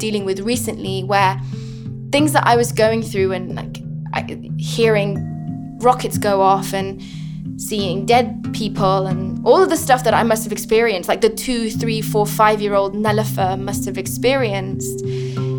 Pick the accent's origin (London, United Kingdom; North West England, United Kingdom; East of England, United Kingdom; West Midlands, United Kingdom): London, United Kingdom; born or raised there; English is a second language; also born or lived in Afghanistan